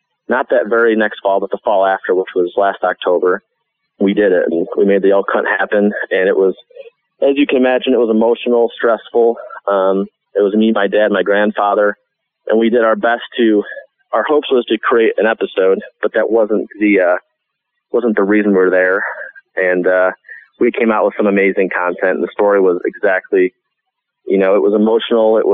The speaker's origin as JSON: {"language": "English", "region": "New York", "country": "United States", "moved": "yes", "said": "when I was from New York"}